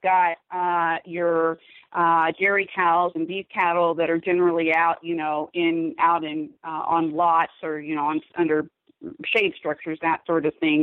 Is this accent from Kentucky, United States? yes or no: yes; Kentucky, United States; also born or lived in Southern California; now in Idaho, United States; I was born and raised in Kentucky